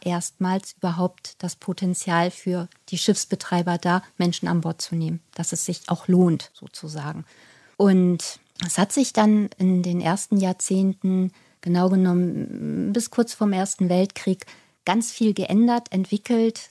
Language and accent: German; Hamburg, Germany; ich als gebürtige Hamburgerin